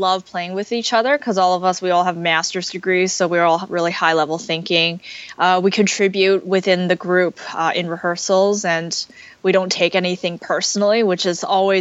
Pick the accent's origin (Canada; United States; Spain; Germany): Canada; we're so Canadian